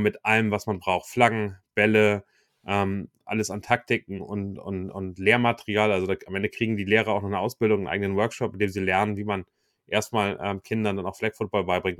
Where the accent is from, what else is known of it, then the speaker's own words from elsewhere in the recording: Hamburg, Germany; also born or lived in Wichita, Kansas; als Hamburger, der vielleicht äh, auf Fußball aufgewachsen ist